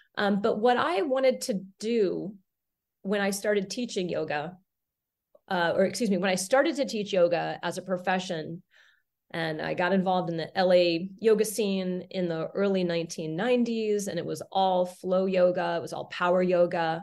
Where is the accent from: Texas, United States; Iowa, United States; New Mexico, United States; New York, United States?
New Mexico, United States; Santa Fe; I grew up in Santa Fe, New Mexico, off the grid in the solar home.